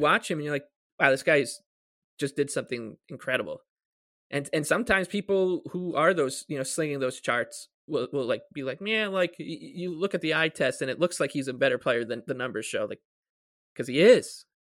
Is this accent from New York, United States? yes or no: yes; South Shore, Long Island, New York, United States; I'm from the South Shore, so I'll say South Shore or Long Island